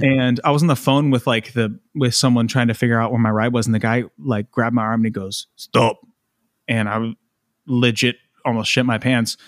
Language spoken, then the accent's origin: English; United States; moved away; I'm American